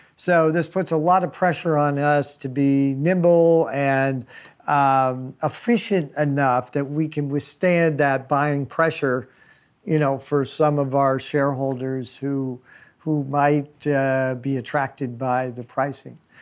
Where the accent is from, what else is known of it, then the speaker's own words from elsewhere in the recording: California, United States; I've been spending almost all my life in California, so I've lived all over the state